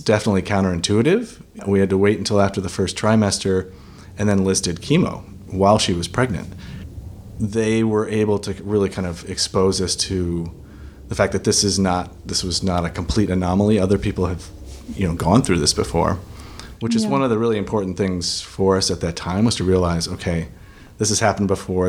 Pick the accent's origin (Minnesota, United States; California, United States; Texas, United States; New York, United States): Minnesota, United States; now in Los Angeles, United States; I have lived in Los Angeles for about 20 years. I'm originally from Minnesota.